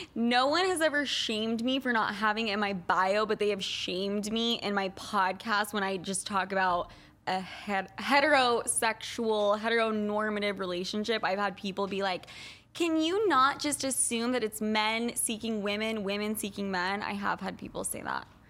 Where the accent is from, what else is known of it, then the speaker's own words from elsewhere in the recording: Utah, United States; Growing up in Utah